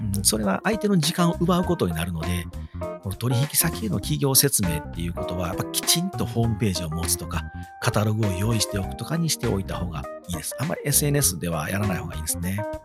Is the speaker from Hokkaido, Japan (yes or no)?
no; Wakayama, Japan; 地元和歌山のテレビ和歌山